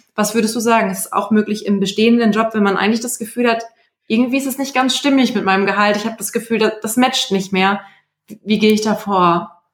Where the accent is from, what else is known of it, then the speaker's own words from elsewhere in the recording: Germany; Bei uns in Deutschland